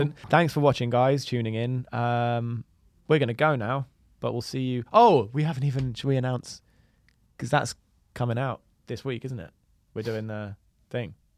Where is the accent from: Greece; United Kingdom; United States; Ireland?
United Kingdom; London; just being born and raised in London